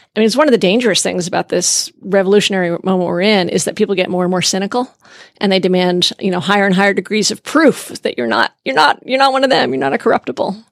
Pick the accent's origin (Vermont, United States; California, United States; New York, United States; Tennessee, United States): Vermont, United States; I grew up in Vermont